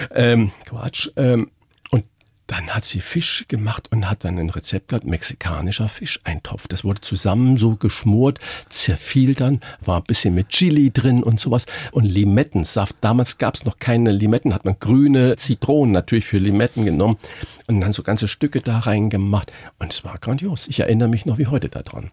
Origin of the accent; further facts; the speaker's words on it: Saarland, Germany; moved away as an adult; now in Hamburg, Germany; ich bin gebürtiger Saarländer.